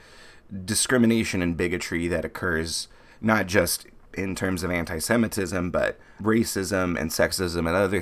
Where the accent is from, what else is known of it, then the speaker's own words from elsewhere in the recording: Texas, United States; a native Texan and Jew who recently saw Nazis hanging a banner off a highway in my hometown.